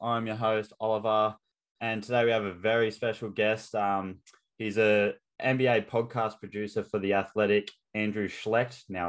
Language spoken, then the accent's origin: English; Australia; as an Aussie